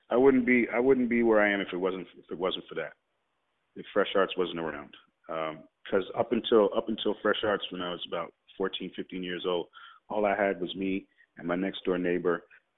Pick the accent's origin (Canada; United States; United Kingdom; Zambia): Canada; don't know if being Guyanese played a part so much as being, I don't think it played a part as large as being Canadian